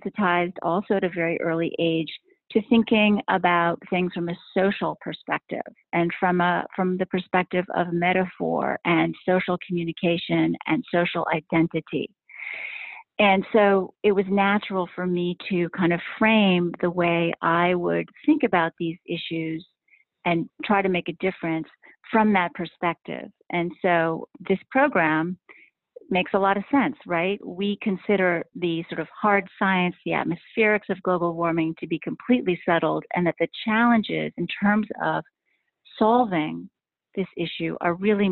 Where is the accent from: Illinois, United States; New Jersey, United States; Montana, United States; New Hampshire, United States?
New Hampshire, United States; Hanover; I was in my hometown at the time in Hanover, New Hampshire